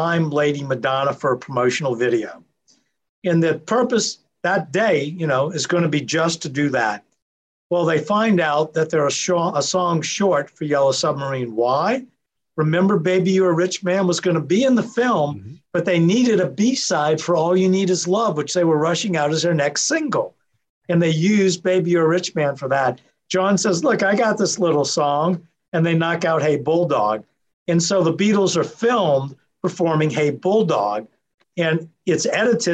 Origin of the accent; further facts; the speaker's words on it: New Orleans, Louisiana, United States; I'm from New Orleans.